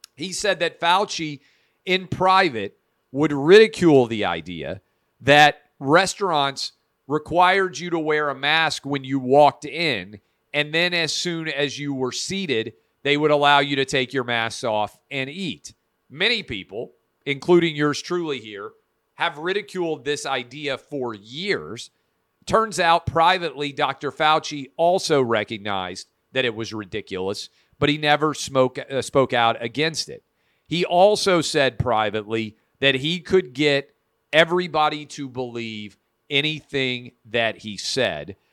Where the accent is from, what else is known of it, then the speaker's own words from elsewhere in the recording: Nashville, Tennessee, United States; Vanderbilt University Medical Center here in my hometown of Nashville